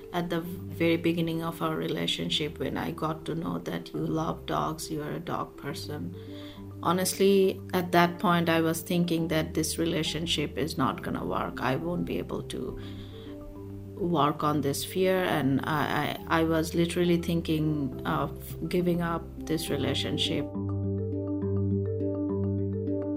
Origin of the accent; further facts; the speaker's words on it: Bangladesh; now in Canada; a lot of my friends had similar fear, like who we grew up in Bangladesh